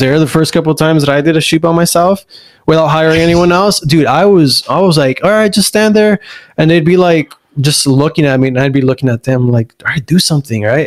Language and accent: English; La Puente, California, United States; also born or lived in Pomona / Diamond Bar; I, I honestly would say we grew up in La Puente